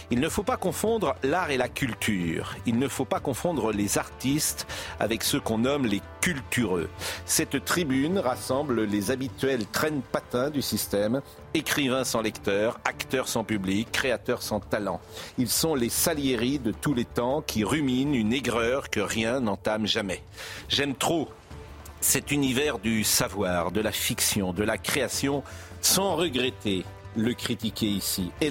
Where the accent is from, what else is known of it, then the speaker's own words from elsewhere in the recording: Lyon, Auvergne-Rhône-Alpes, France; Non, je ne suis pas né à Lyon, mais j'ai grandi à Lyon.